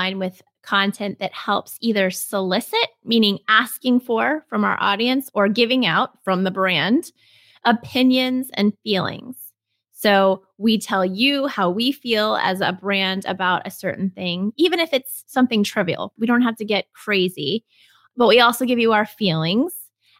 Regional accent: Texas, United States; well, I'm from Texas and I'm always searching for the best Tex-Mex.

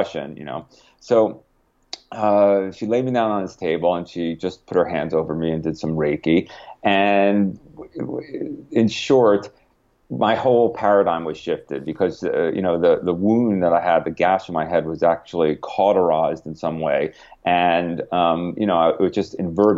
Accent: Connecticut, United States; I grew up in Connecticut near you

